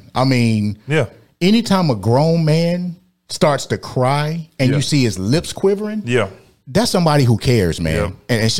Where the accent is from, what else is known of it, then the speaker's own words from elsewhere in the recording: Detroit, Michigan, United States; I was born and raised in Detroit, Michigan by a union. My mother was on the executive board of the UAW in Detroit.